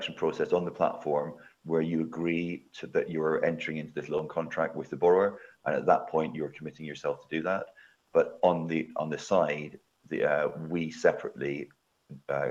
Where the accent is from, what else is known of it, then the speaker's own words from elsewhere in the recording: Scotland, United Kingdom; I'm Scottish, so I should be lending in my home country.